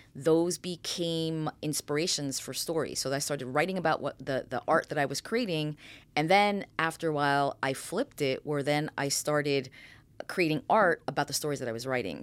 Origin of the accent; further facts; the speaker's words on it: New York City, New York, United States; moved away; also born or lived in Fairfield, New Jersey; I was born in the Bronx.